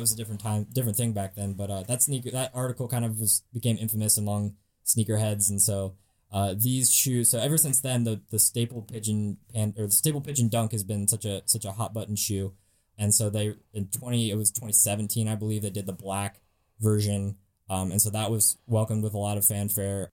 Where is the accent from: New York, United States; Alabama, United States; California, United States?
California, United States; San Francisco Bay Area; I'm from San Francisco Bay Area